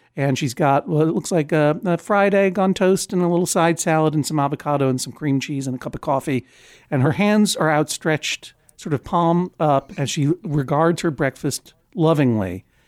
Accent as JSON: {"language": "English", "region": "East Coast", "country": "United States", "said": "I'm from the East Coast"}